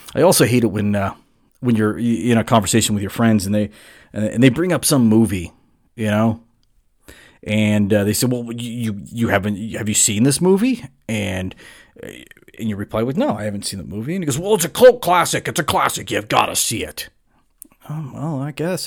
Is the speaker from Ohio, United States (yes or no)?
no; Southern California, United States; I grew up in Southern California.